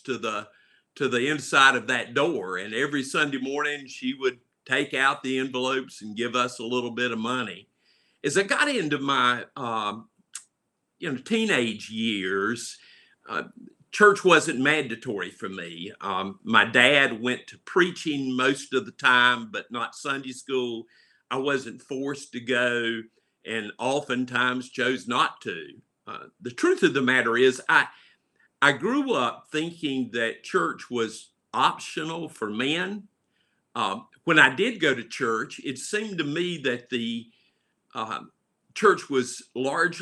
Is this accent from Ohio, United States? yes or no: no; Charlotte, North Carolina, United States; My home was at 2139 Camp Green Street in Charlotte, North Carolina